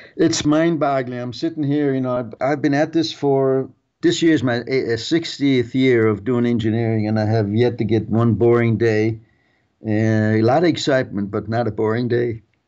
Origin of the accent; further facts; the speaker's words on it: Germany; moved away; I was a World War Two kid growing up in Germany